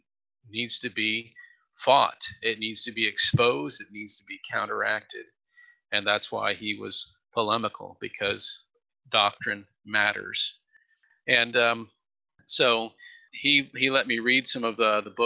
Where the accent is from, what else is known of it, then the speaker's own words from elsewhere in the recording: California, United States; moved away as an adult; also born or lived in Pittsburgh, Pennsylvania; I grew up in California